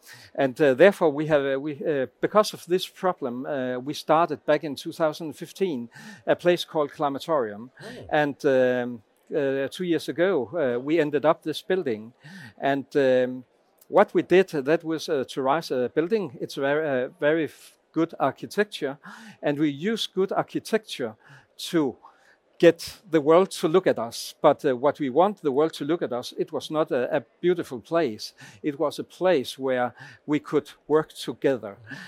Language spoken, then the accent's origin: English; Lemvig, Central Denmark Region, Denmark; I am from Klimatorum in Lemvig.